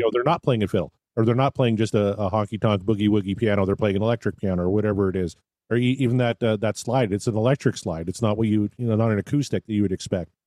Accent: Canada; growing up in Canada.

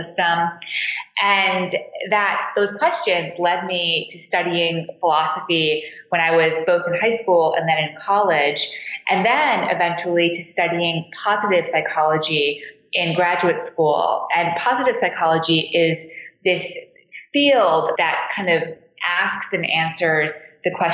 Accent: Montreal, Quebec, Canada; now in Washington, D.C., United States; So I grew up in Montreal. I live in Washington, D.C. now, but I grew up in Canada in downtown Montreal

